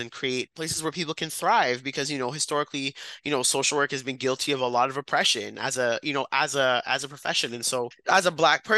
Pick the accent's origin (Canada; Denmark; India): Canada; Brampton, Ontario; now in Ottawa, Canada; I'm from Brampton